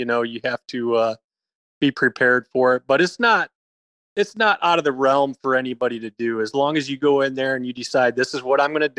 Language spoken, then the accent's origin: English; Michigan, United States; now in Texas, United States; I grew up in Michigan, wrestled in college.